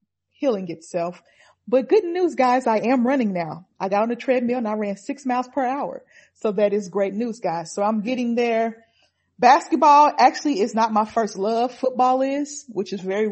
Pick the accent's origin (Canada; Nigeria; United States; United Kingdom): United States; Oklahoma City, Oklahoma; I got my hometown team